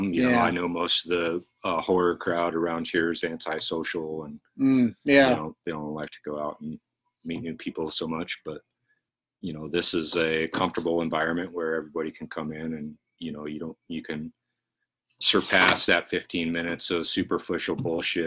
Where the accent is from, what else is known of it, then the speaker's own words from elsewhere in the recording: Loveland, Colorado, United States; I grew up in Loveland, actually